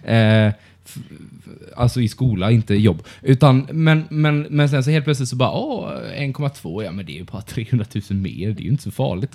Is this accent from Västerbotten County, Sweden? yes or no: no; Karlskrona, Blekinge, Sweden; moved away; min hemstad